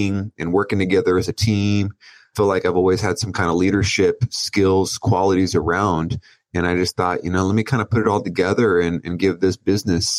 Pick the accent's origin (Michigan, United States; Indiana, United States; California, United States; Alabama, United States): California, United States; Oceanside; I grew up in Oceanside, California